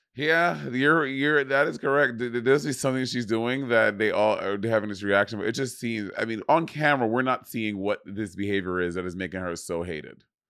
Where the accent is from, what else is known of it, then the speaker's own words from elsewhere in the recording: New York City, New York, United States; I'm a New Yorker